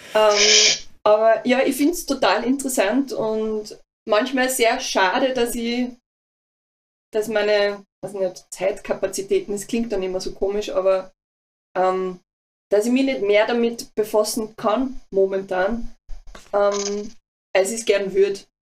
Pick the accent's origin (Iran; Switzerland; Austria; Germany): Austria; Mühlviertel / Linz, Upper Austria; moved away; also ich bin ja aus dem Mühlviertel. Ah. ähm, oder halt ah, Linz, sagen wir mal Linz einfach.